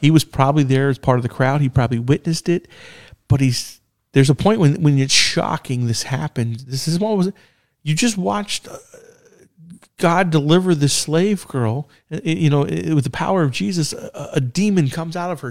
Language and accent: English; United States